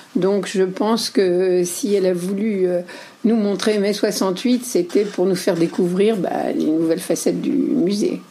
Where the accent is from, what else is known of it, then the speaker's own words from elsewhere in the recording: western France, France; je suis de l'Ouest